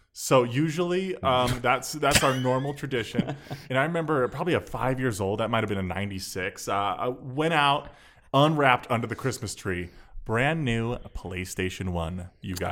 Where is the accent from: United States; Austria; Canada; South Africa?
United States; Phoenix, Arizona; also born or lived in Milwaukee, Wisconsin; growing up in Phoenix.